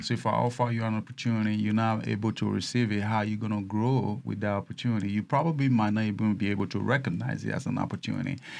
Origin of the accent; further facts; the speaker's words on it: Nigeria; now in United States; I started my business as a Nigerian